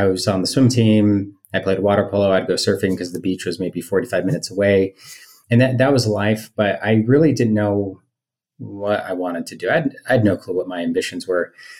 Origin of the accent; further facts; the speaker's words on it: Hollister, California, United States; moved away as an adult; also born or lived in Utah / Brazil / Palo Alto / San Francisco; now in Salt Lake City, United States; I actually grew up in the Bay Area, but not in the Bay. I claimed the Bay Area, but I was about an hour and a half away from all the excitement and hype. I was in a small town called Hollister.